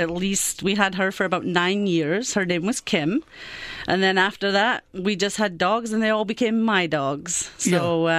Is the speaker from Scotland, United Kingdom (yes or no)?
yes; Carnoustie, Scotland, United Kingdom; now in Niagara region, Canada; I was born in Scotland in a small town called Carnoustie